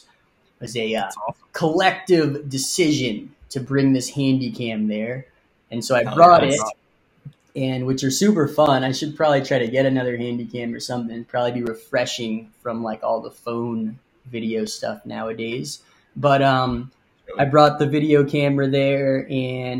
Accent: New York, United States; I'm Lebanese, so I have some family out there still, although I was born in New York and my parents were born in America.

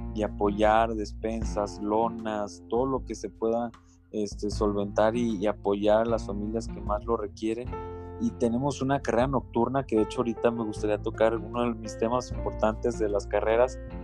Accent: Durango, Mexico; nosotros también como mexicanos, realmente como durangueses

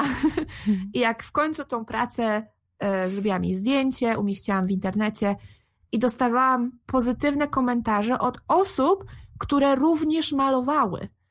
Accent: Gdańsk, Pomeranian Voivodeship, Poland; moved away as an adult; now in Netherlands; jestem z Gdańska, w Polsce mieszkam w Gdańsku.

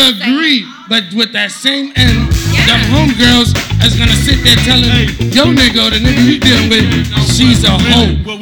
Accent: New York, United States; I'm from New York

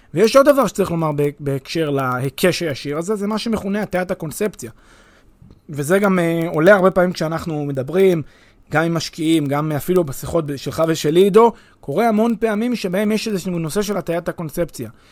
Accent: Israel; אני כישראלי

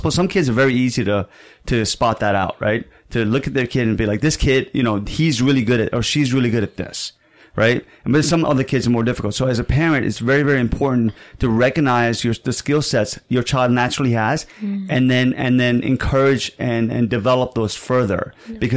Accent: Saudi Arabia; moved away; And I was also an immigrant here. You know, I came from Saudi Arabia.

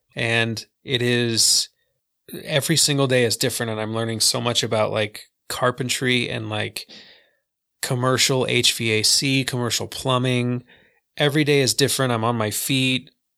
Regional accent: Vernal, Utah, United States; In Salt Lake, but I grew up in Vernal.

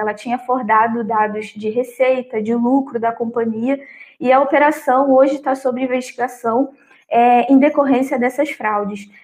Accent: Brazil; a nossa percepção como brasileiros

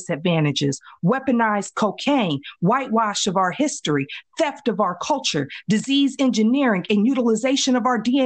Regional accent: Midwest, United States; I grew up in the Midwest, AKA the New South

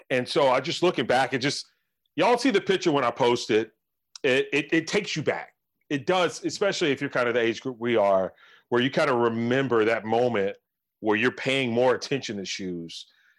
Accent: Greensboro, North Carolina, United States; growing up in Greensboro, going to the East Side playing basketball

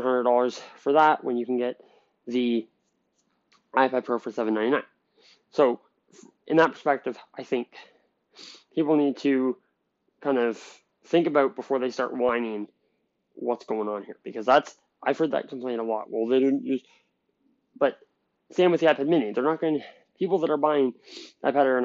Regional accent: Canada; I'm from Canada

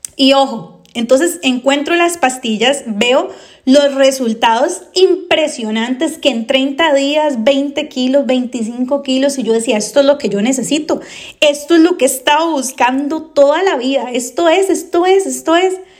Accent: Costa Rica; yo soy de Costa Rica y aquí en Costa Rica ya no las vendían más

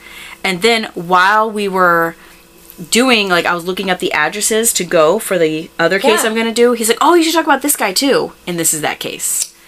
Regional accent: Tampa, Florida, United States; moved away; my hometown of Tampa, Florida.

